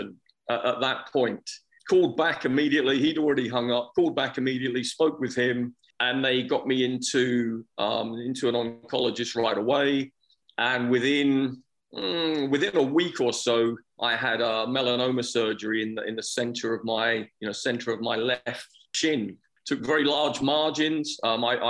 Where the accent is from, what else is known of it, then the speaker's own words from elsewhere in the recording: United Kingdom; moved away; I'm originally from England and from Scotland. And I think growing up there